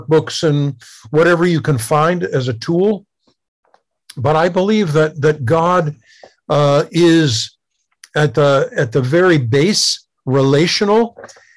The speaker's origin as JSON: {"language": "English", "country": "United States", "tie": "born or raised there", "said": "I grew up in America in the 50s and 60s"}